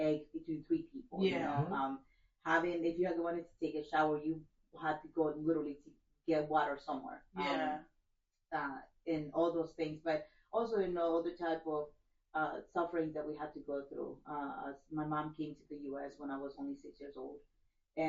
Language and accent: English; El Salvador; now in United States; I'm Craig's wife, and I'm originally from El Salvador. Okay. I came to the U.S. in 2000